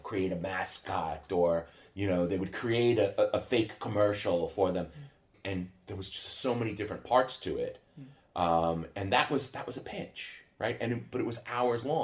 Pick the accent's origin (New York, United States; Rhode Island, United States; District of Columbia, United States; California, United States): New York, United States; Long Island; moved away as an adult; now in Sweden; I grew up on Long Island outside of New York City.